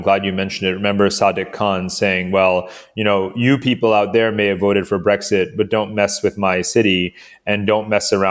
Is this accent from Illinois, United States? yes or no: no; New York City, New York, United States; accent: American; I'm like, I'm a New Yorker. Well, everyone knows that probably means you're also an American. You know, judging from my accent, I'm obviously American in sort of, you know, sort of incontrovertible ways.